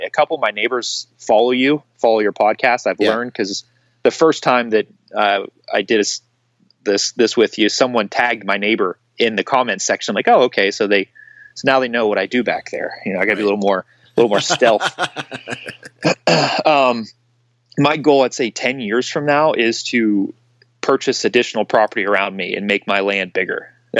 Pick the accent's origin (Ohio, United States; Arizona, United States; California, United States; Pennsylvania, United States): Pennsylvania, United States; hunting this hilly terrain from where I grew up in Pennsylvania that was postage stamp flat.